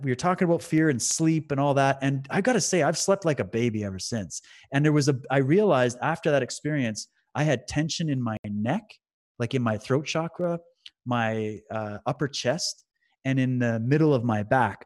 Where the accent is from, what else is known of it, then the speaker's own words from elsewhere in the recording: London, Ontario, Canada; I was in my house where I grew up in London, Ontario